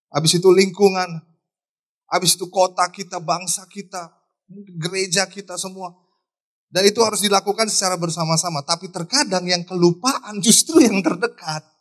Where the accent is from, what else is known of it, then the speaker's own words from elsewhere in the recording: Tangerang, Banten, Indonesia; born there; Tapi gue kelahiran Tangerang eh. Kita nggak bisa pilih negara tempat kita dilahirkan.